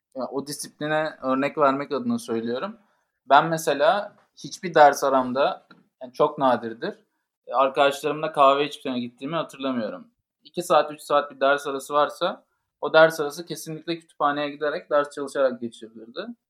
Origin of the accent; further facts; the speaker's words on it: İzmir, Turkey; moved away as an adult; also born or lived in Istanbul; now in Paris, France; Ben de İzmirliyim ve ilkokul ve liseyi İzmir'de tamamladım.